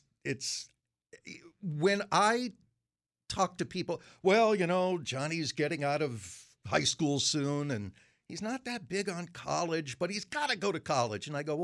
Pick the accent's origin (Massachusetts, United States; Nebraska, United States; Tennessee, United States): Massachusetts, United States; Framingham; born or raised there